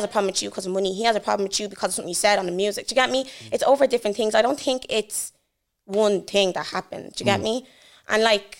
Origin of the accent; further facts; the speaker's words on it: Dublin, Leinster, Ireland; I was Blanche born and raised. Used to live in Mahura